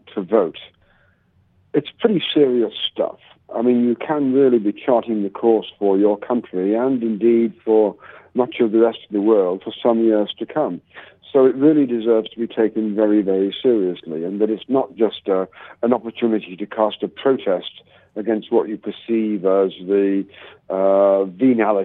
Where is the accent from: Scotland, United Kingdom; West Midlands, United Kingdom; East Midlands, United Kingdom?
Scotland, United Kingdom; I'm a Scottish origin